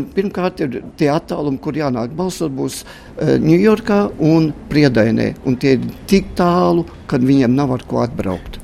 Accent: Latvia; moved away as an adult; now in United States; kā Latvijas latvietis

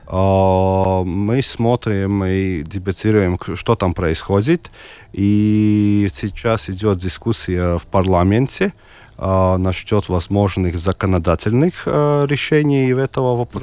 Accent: Daugavpils, Latgale, Latvia; also born or lived in Selonia / Ilūkste; Я родился в Даугупилсе

